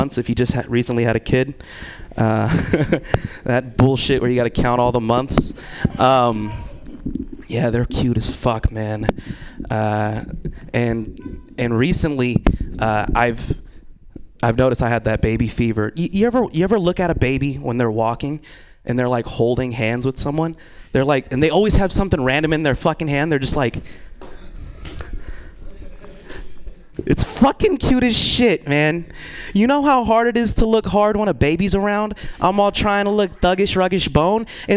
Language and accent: English; Vallejo, California, United States; now in Sacramento, United States; I'm from Vallejo